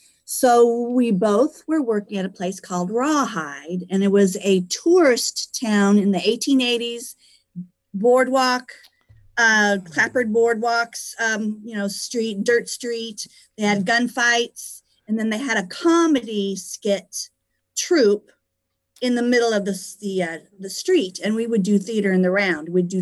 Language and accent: English; California, United States; moved away as an adult; also born or lived in Phoenix, Arizona; So I was born in California.